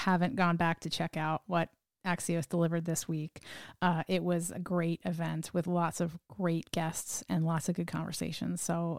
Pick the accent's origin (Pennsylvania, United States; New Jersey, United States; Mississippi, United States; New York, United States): New Jersey, United States; I mean, I grew up in New Jersey, as I've talked about 1,000 times over during the podcast.